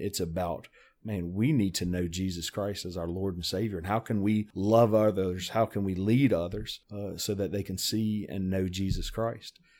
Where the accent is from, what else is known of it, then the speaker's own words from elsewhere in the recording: South Louisiana, United States; moved away as an adult; now in Tennessee, United States; I was born and raised in South Louisiana. Uh, I'm a, a Cajun through and through.